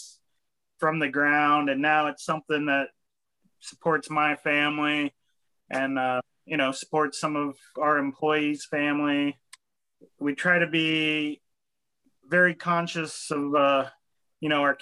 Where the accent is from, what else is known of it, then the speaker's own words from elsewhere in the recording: Elkins, West Virginia, United States; growing up in Elkins, like you realize that it's, everything's a little further away than a lot of other towns